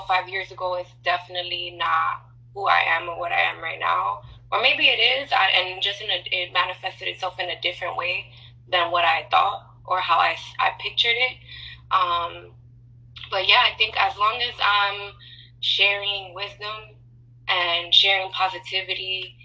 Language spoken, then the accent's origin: English; New York City, New York, United States; also born or lived in Dallas; growing up in New York my whole life